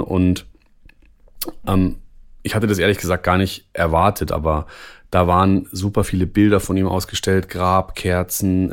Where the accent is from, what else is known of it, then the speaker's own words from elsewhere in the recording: Germany; hier bei uns in Deutschland